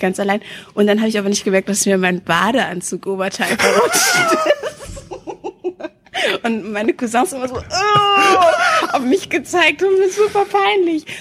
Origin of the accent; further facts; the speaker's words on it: Hanover, Lower Saxony, Germany; also born or lived in Wendland, Lower Saxony; ich bin im, bin im Wendland geboren so und bin hier in Linden, in Hannovers Linden aufgewachsen.